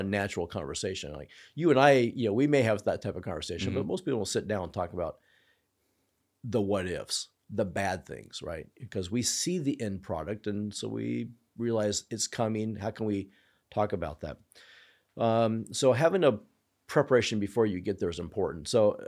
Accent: Clown Falls, United States; So for me, we grew up, I grew up in Clown Falls, had Dr. Jeff Marks, excellent internist, was our family doctor

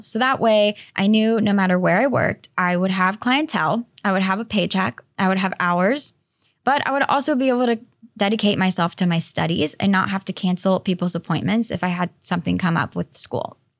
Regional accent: Greensboro, North Carolina, United States; moved away as an adult; I was living in my hometown of Greensboro, North Carolina

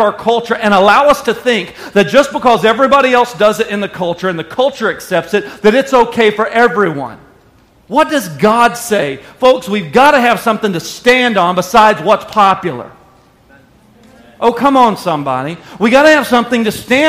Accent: Arkansas, United States; I lived in Arkansas.

